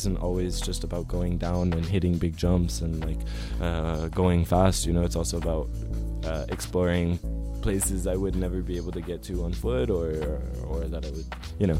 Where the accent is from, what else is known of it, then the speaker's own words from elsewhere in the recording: Flagstaff, Arizona, United States; Because some people, I think, like the community I grew up with in Flagstaff, the group of friends that I had, we weren't necessarily rule followers